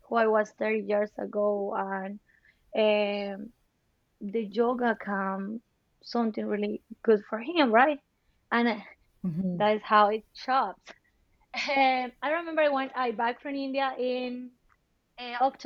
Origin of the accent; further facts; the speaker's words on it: Colombia; also born or lived in Bogota; now in United States; I am from Colombia